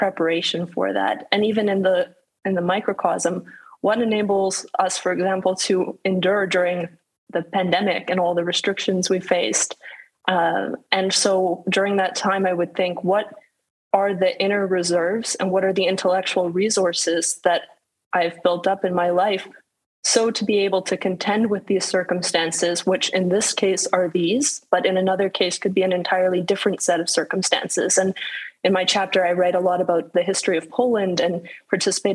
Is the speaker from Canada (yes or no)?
yes; Calgary, Alberta, Canada; my hometown, beautiful Calgary in the Alberta Rocky Mountains